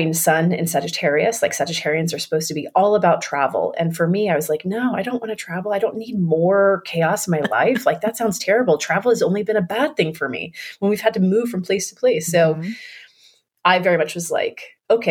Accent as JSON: {"language": "English", "region": "Florida", "country": "United States", "tie": "born or raised there", "said": "I grew up in Florida"}